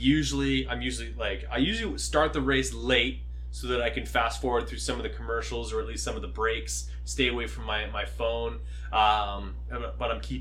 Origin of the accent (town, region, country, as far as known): Canada